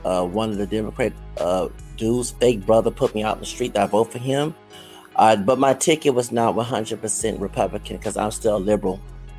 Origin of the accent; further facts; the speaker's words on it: Texas, United States; I'm from Texas.